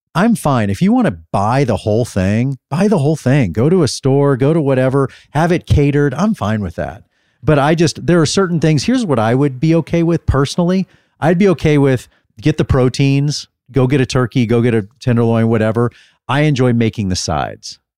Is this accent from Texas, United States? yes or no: yes; Dallas, Texas, United States; I'm from Dallas